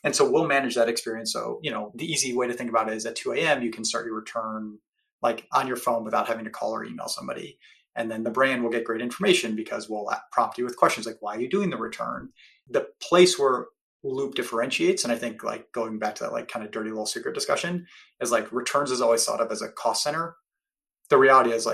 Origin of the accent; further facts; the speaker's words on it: Cleveland, Ohio, United States; now in San Francisco Bay Area, United States; based in the Bay Area, though I grew up in Cleveland, Ohio